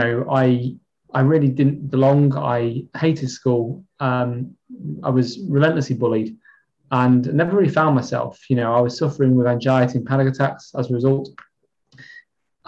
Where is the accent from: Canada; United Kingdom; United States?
United Kingdom; Chester, North West England; moved away as an adult; now in Kendal, United Kingdom; I'm from Chester, originally.